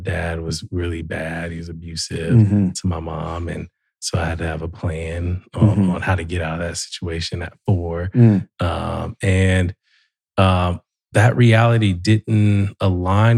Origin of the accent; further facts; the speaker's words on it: Columbus, Ohio, United States; also born or lived in Dayton, Ohio; I grew up in Columbus